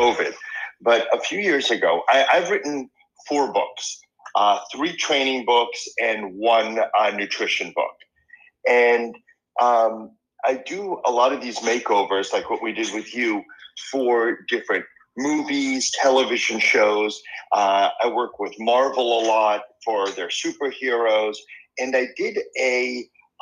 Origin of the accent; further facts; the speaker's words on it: Boston, Massachusetts, United States; first language Spanish; English is a second language; moved away as an adult; also born or lived in Argentina; now in Los Angeles, United States; I grew up in Boston